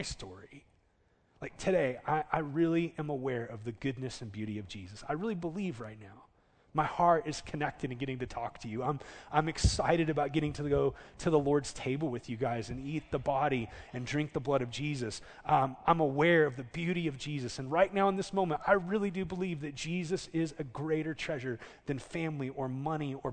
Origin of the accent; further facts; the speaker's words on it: Southern California, United States; now in Oklahoma, United States; I grew up in Southern California